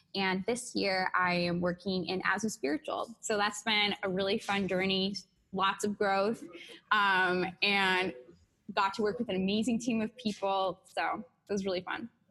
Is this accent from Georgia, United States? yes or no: no; Seattle, Washington, United States; moved away; I'm from Seattle